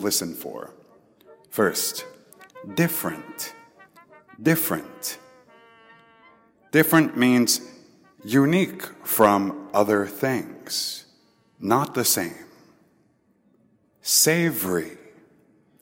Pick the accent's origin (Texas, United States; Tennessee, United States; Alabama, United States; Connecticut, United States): Texas, United States; I am from Texas, and we have our own Texas-style barbecue